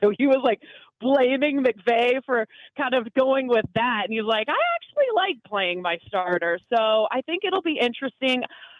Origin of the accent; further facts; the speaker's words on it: Canada; I grew up, so I'm Canadian. Obviously, in Canada, we don't have the NFL.